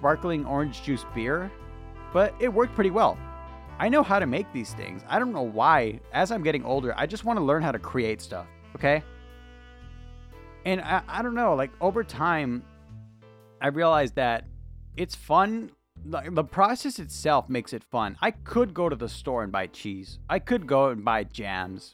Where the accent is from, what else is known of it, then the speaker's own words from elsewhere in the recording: California, United States; I'm from California